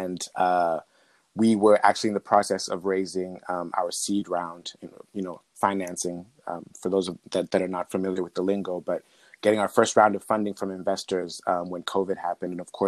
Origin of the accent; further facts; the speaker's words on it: Zambia; so I'm from Zambia, central Southern Africa, and I go back and forth very frequently.